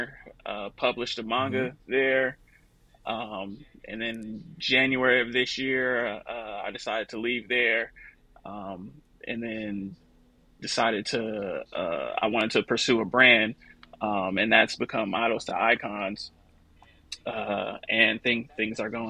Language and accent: English; Oakland, California, United States; also born or lived in Los Angeles, California; born and raised in Oakland, California. I moved to LA when I was 22 for school.